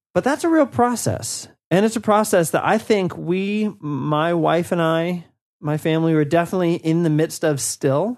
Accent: Washington, District of Columbia, United States; moved away as an adult; now in North Caucasus, Russia; I'm originally from Washington, D C

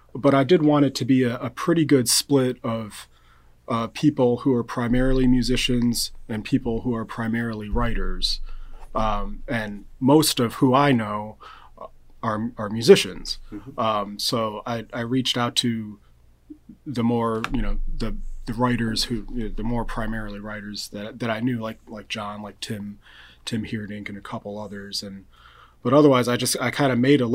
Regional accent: Rochester, New York, United States; moved away as an adult; also born or lived in Tallahassee, Florida; now in Evansville, United States; I'm an upstate New York native, actually. I grew up in Rochester, New York

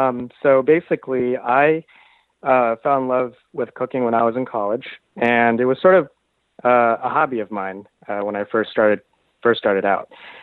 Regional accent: California, United States; First of all, I should say I grew up in Southern California, which, as you know, is a complete barbecue mecca.

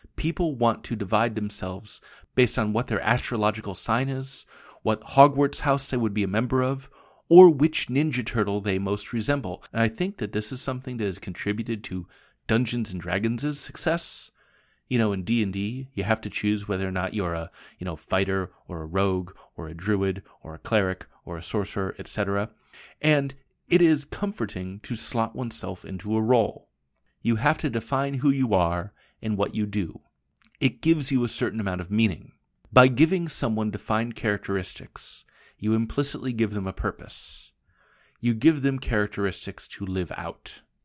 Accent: Portland, United States; moved away as an adult; also born or lived in Japan; "Where are you from?" and I would say, "Portland,"

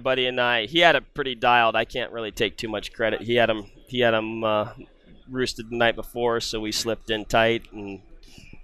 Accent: Western Washington, United States; moved away; also born or lived in Wisconsin; Back home in my home state of Western Washington

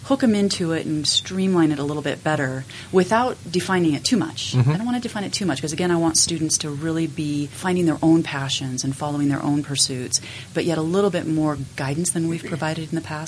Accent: Logan, Utah, United States; I grew up in Logan

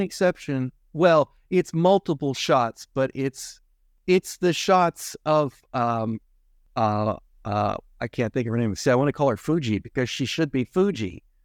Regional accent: United States; as an American

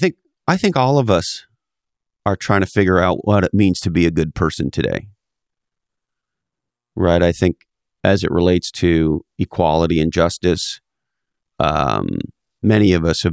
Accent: Canada; now in United States; I'm also, you know, an immigrant to the United States. I grew up in Canada. I've been here for 25 years

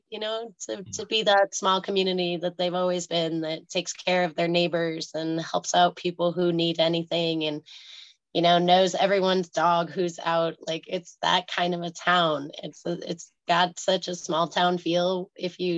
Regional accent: Colorado, United States; as a person who was born and raised in Colorado, who never went to Commerce City

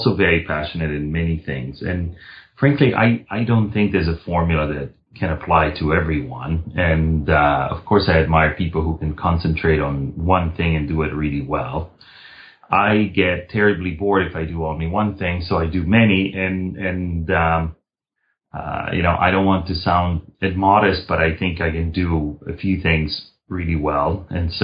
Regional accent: Milan, Lombardy, Italy; I was born and raised in Milan

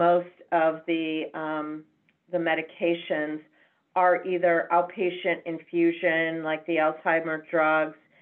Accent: Chicago, Illinois, United States; moved away as an adult; now in San Francisco, United States; I am born and bred in Chicago, Illinois, so the home base for Becker's. And lived my entire life in Chicago up until a few years ago

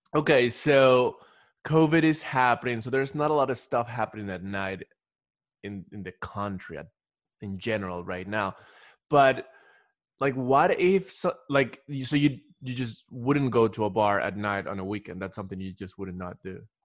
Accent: Ecuador; moved away as an adult; I'm originally from Ecuador

